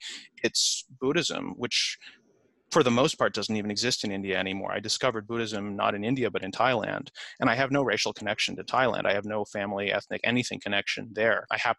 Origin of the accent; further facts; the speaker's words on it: Canada; now in United States; I'm an immigrant to the US, but I'm an immigrant from Canada.